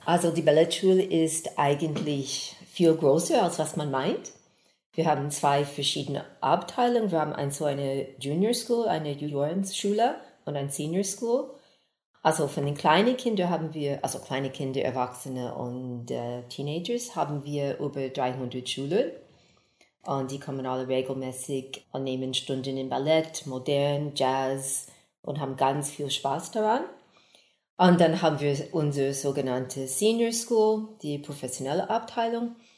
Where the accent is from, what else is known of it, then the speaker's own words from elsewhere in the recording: Texas, United States; also born or lived in Geneva, Switzerland; now in Basel, Switzerland; ich komme ursprünglich aus Texas in den USA, habe über 40 Jahre hier in der Schweiz gewohnt, zuerst in Genf, und danach hier in Basel